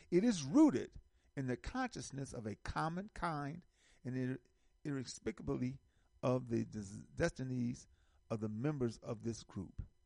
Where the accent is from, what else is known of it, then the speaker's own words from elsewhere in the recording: United States; as American Africans